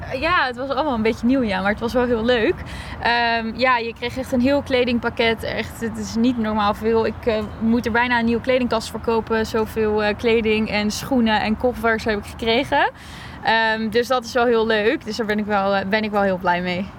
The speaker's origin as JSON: {"language": "Dutch", "town": "Alphen aan de Rijn", "region": "South Holland", "country": "Netherlands", "moved": "yes", "lives_now": "Groningen, Netherlands", "said": "Ik kom uit Alphen aan de Rijn. En daar heb ik ook heel lang eh, getraind"}